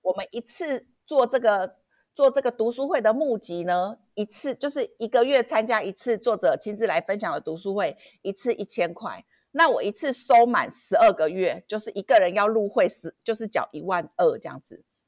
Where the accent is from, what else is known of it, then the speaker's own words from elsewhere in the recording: Kaohsiung, Taiwan; 我们高雄人